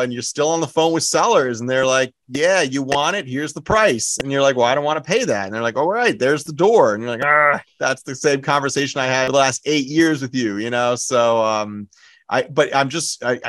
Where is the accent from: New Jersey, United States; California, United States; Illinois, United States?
New Jersey, United States; I grew up in Jersey too. I'm born and raised